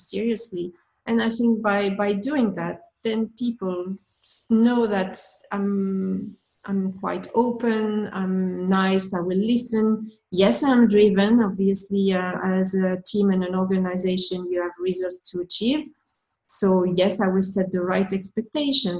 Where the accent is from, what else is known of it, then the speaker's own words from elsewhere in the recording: France; accent: French; English is a second language; with my accent, with my French accent